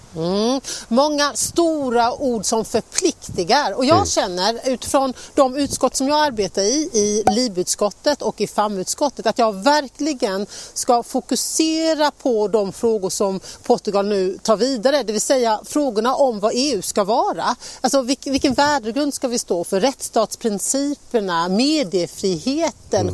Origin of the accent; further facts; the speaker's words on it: Sweden